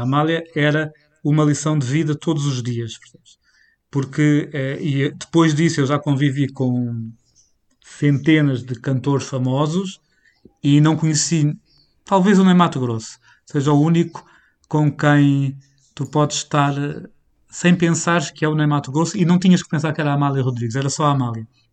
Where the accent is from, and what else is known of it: Portugal